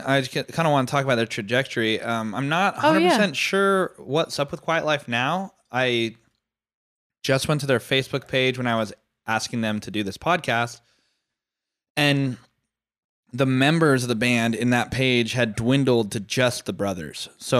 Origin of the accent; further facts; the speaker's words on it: California, United States; We're in St. Helena right now, but... we're from the East Bay, generally.